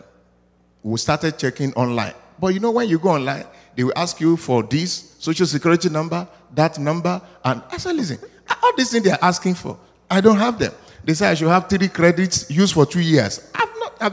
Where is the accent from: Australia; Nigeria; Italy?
Nigeria; moved away; I'm from Africa, precisely Nigeria.